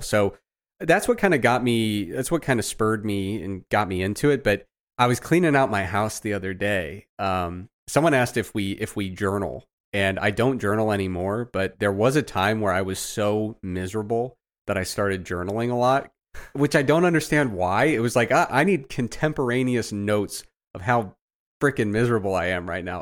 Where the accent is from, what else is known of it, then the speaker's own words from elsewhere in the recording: Midwest, United States; I grew up in the Midwest, man.